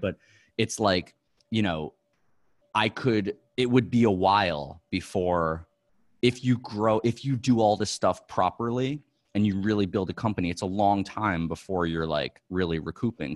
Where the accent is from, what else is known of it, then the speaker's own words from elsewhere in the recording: New York, United States; also born or lived in Los Angeles; I'm a New Yorker, like, my whole life